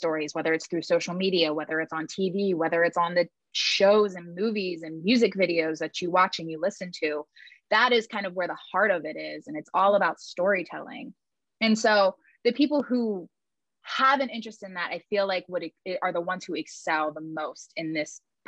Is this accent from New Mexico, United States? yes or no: no; West Virginia, United States; where I grew up in West Virginia